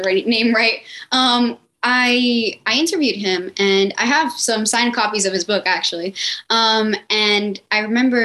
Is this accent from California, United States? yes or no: no; Miami, Florida, United States; born and raised in Miami, Florida.